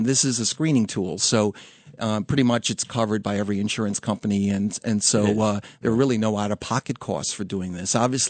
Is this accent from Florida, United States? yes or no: no; New York City, New York, United States; So I'm originally from Queens.